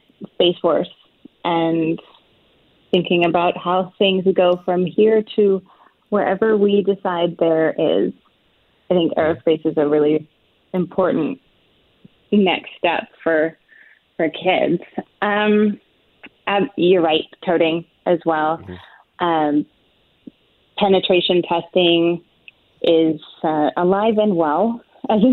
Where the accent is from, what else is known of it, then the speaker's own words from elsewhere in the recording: Washington, United States; now in Texas, United States; growing up in Washington State